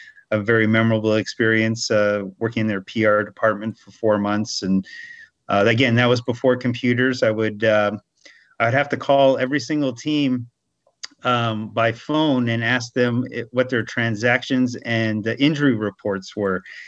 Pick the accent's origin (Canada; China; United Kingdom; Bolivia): Canada; Montreal, Quebec; moved away as an adult; also born or lived in Welland / Erie; now in United States; growing up in Montreal